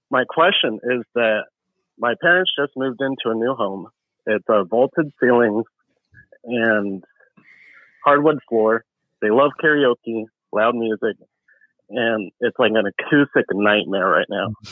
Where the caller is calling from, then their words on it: Sacramento, California, United States; I'm calling from Sacramento, California.